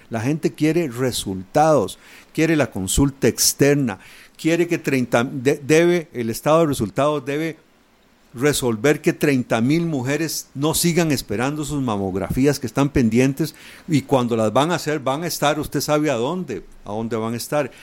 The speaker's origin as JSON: {"language": "Spanish", "country": "Costa Rica", "said": "como costarricense"}